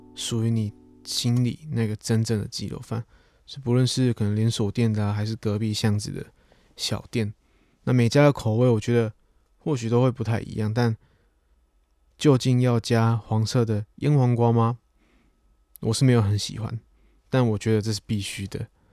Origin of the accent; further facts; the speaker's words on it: Chiayi, Taiwan; also born or lived in Tainan; 我出生在台南，但我成长的城市其实是在嘉义